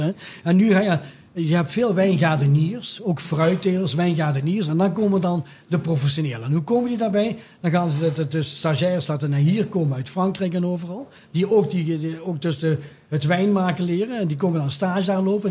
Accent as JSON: {"language": "Dutch", "country": "Belgium", "moved": "yes", "lives_now": "Netherlands", "said": "een kleintje het landje waar ik vandaan kom."}